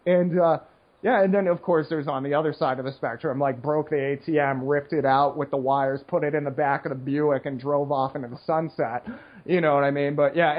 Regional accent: Seattle, Washington, United States; all the Asians I grew up with in Seattle were Vietnamese

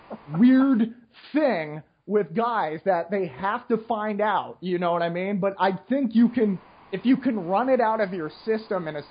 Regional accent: United States; this nasally voiced American

